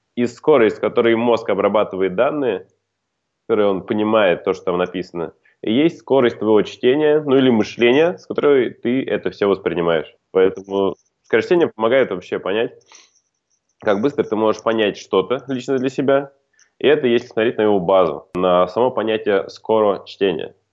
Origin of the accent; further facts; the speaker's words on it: khutor Zemnyatsky, Volgograd Oblast, Russia; moved away as an adult; now in Moscow, Russia; я сам родом из Волгоградской области, хутора Земняцкого